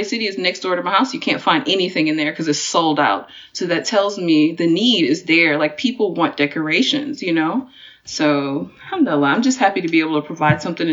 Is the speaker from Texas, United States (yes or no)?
yes; Texas, United States; moved away as an adult; also born or lived in Washington, D.C.; I'm from Texas, but I went to college in DC